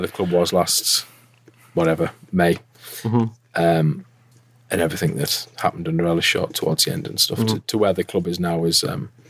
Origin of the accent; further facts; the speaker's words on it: Hartlepool, North East England, United Kingdom; I'm from Hartlepool, so I went to secondary school in Hartlepool